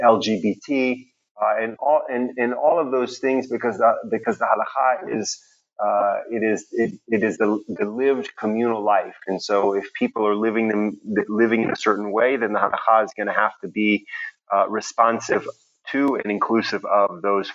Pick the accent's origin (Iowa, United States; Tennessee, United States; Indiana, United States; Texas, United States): Texas, United States; Houston; Even though I was brought up in Houston, Texas, where there's obviously a lot of deeply observant religious, especially Christians, the immediate milieu in which I grew up tended to be very, very hyper intellectual.